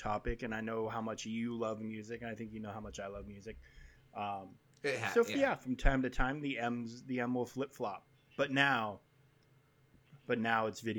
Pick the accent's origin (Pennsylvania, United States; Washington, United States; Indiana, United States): Washington, United States; We grew up in Washington State in the '90s